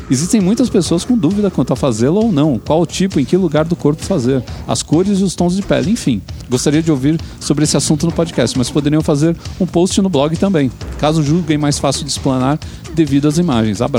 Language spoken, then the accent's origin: Portuguese; Santo André, São Paulo, Brazil; 34 anos, sou da região do ABC Paulista, mais precisamente de Santo André.